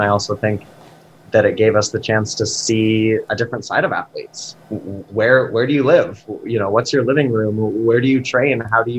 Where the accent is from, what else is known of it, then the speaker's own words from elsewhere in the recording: Rocky Mountains, United States; And I'm from, I grew up in the Rockies.